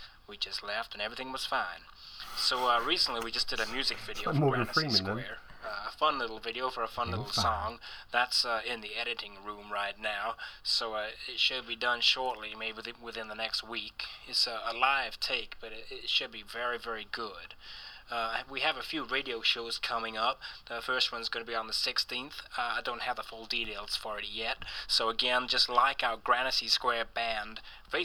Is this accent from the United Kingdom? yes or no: yes; United Kingdom; accent: British; moved away; my British accent